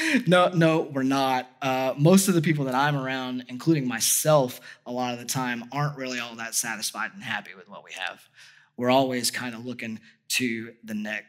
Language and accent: English; United States; as an American